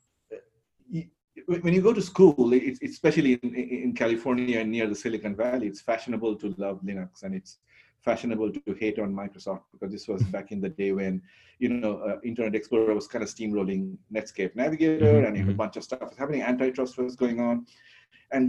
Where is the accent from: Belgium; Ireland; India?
India; moved away as an adult; now in United States; I grew up in India. I went to school in India.